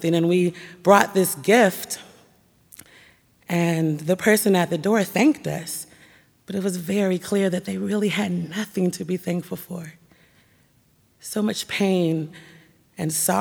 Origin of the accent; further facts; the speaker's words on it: Portland, Oregon, United States; My house, my school, my church were all nestled and nurtured in the Black community of Northeast Portland